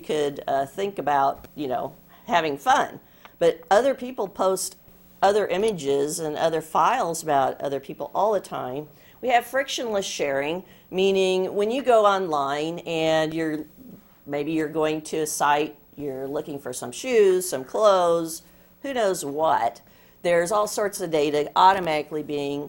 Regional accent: Des Moines, Iowa, United States; I'm from Des Moines, Iowa, and we have a great Iowa State Fair

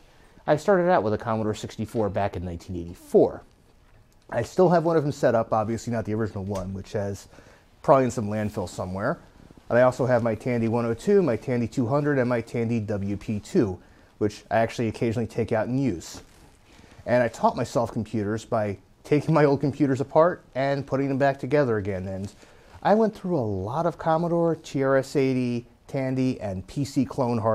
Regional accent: Philadelphia, Pennsylvania, United States; I am from the Philadelphia area

